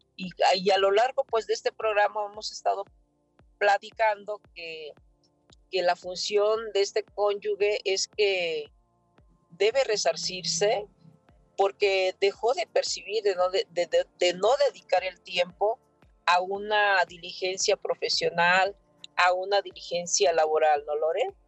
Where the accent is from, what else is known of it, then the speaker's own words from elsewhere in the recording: Mexico; nosotros como mexicanas y mexicanos